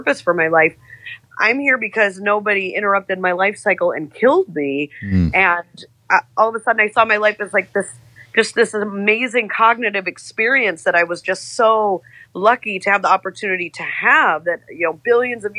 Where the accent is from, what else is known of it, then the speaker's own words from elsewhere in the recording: Michigan, United States; also born or lived in Atlanta; now in San Francisco, United States; I grew up in Michigan. My family goes back there generations.